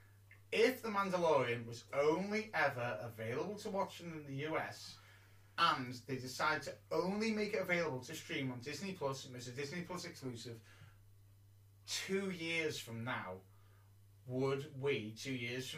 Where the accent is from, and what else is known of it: United Kingdom